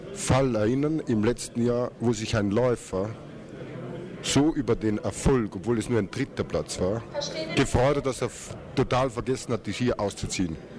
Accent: Austria; bei uns in Österreich

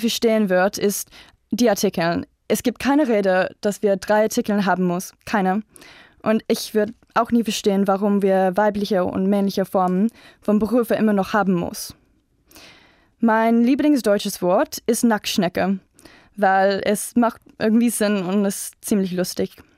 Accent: South Africa; German is a second language; ich komme aus Südafrika

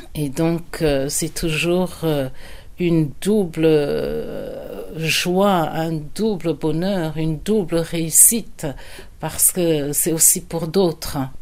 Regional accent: France; moved away as an adult; also born or lived in Yaoundé, Cameroon / Amsterdam, Netherlands; now in Netherlands; je suis euh, camerounaise, j'ai grandi en France

